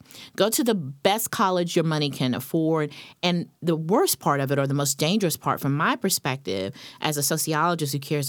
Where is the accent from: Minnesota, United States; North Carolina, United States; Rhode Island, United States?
North Carolina, United States; I'm from North Carolina.